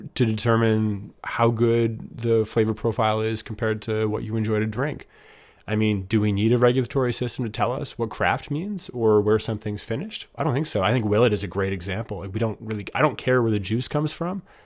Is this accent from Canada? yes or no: yes; Canada